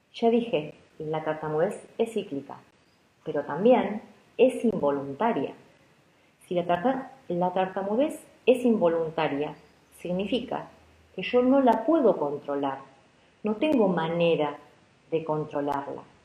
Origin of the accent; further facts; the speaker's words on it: Argentina; como se dice aquí en Argentina